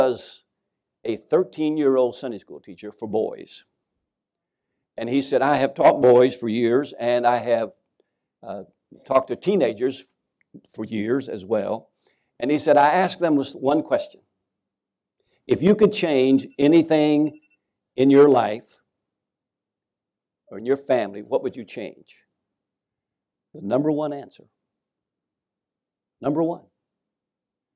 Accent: Winchester, Kentucky, United States; moved away as an adult; people were lined up in the Scobie Funeral Home in Winchester, Kentucky

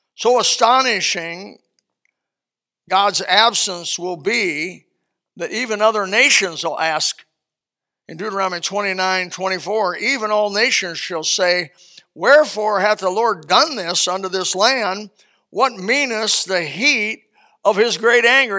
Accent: Elkhart, Indiana, United States; My hometown, Elkhart, Indiana

